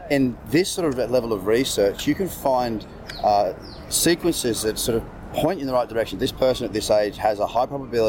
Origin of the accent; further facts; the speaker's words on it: Sydney, New South Wales, Australia; I'm from Sydney.